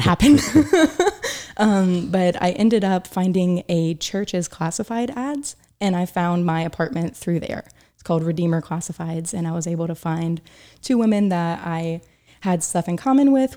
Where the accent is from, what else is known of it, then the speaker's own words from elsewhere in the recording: Chattanooga, Tennessee, United States; moved away as an adult; also born or lived in Boone, North Carolina / Atlanta, Georgia / Oxford; now in New York City, United States; I was raised in Chattanooga, Tennessee